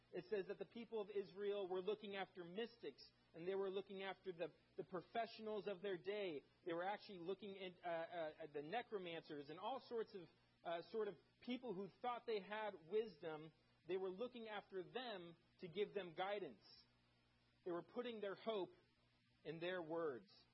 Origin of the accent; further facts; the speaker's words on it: Germany; moved away; I grew up in Germany